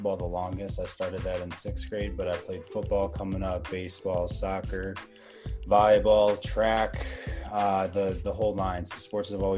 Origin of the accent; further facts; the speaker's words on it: Pittsford, New York, United States; my hometown of Pittsford, New York, where I'm at right now